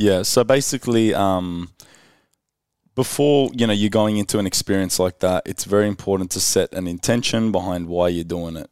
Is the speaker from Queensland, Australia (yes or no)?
no; Sydney, New South Wales, Australia; I came from Western Sydney